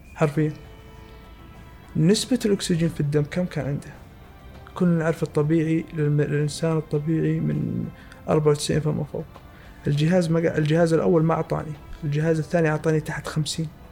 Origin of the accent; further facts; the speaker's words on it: Saudi Arabia; عندنا في السعوديه